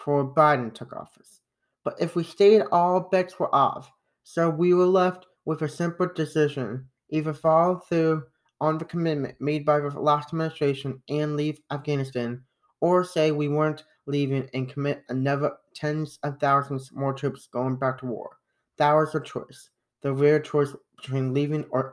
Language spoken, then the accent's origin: English; United States; us as Americans